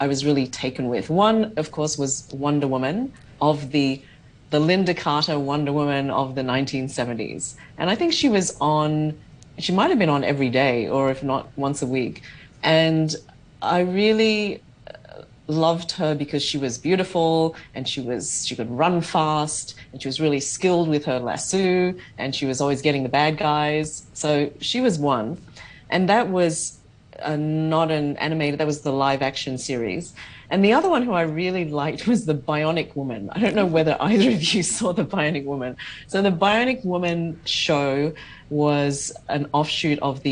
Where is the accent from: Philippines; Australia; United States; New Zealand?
Australia; I grew up in Australia